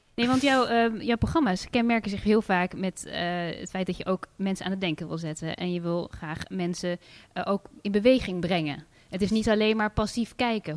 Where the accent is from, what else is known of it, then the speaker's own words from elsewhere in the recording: Amsterdam, North Holland, Netherlands; als Amsterdammer